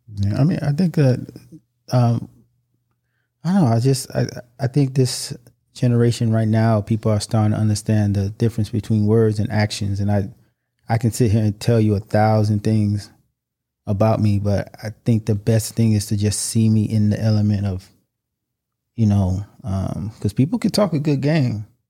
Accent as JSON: {"language": "English", "country": "United States", "tie": "born or raised there", "said": "I was born in America"}